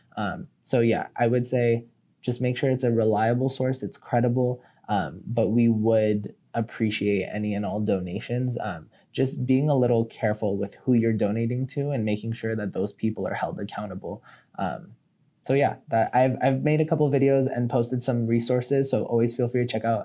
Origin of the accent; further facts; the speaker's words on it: United States; I was born in the United States